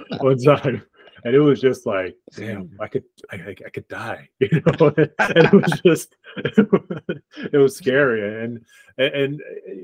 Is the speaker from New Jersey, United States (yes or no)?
no; Lansing, Michigan, United States; moved away as an adult; also born or lived in Arkansas; now in Irvine, United States; growing up in Michigan